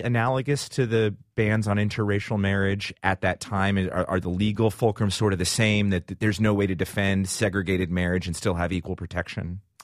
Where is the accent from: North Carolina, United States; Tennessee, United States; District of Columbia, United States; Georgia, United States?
District of Columbia, United States; Washington; my hometown of the District of Columbia